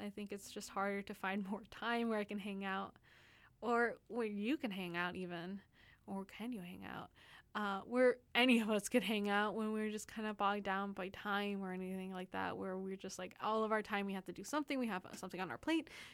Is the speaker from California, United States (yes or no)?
no; Texas, United States; now in Vancouver, Canada; I'm from Texas, and we don't have those those kind of, like, huge mountains